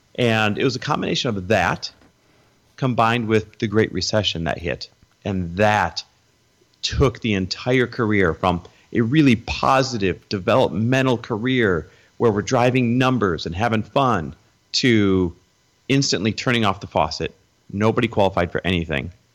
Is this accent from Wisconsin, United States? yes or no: yes; Wisconsin, United States; moved away as an adult; also born or lived in Door County, Wisconsin / Green Bay, Wisconsin / Milwaukee, Wisconsin / Minneapolis, Minnesota; now in California, United States; I was born in Wisconsin. Um, I kind of grew up and down, or grew up up and down the eastern side of Wisconsin.